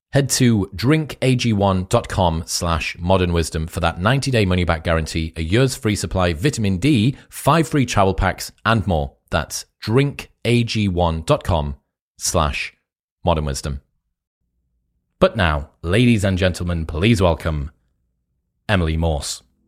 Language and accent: English; United Kingdom; I'm British